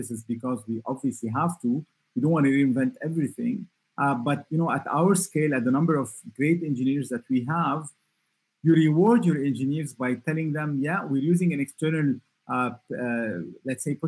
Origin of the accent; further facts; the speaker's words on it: Lebanon; I come from Lebanon